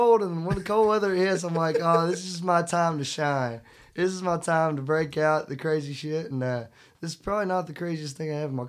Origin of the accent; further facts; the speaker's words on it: Nashville, Arkansas, United States; moved away as an adult; also born or lived in Murfreesboro, Arkansas; now in Nashville, United States; I'm originally from Nashville, Arkansas, and I moved to Tennessee about a year and guess going on a year and 11 months ago.